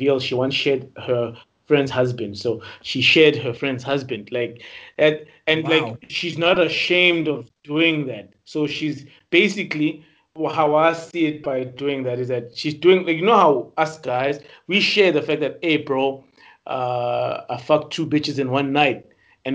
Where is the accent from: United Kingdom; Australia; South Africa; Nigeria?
South Africa; as South African men, as South African men